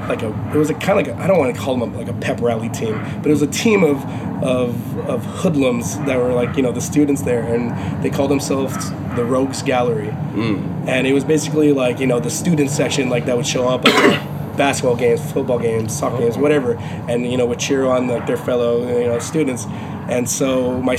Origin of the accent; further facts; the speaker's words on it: Los Angeles, California, United States; I'm from Los Angeles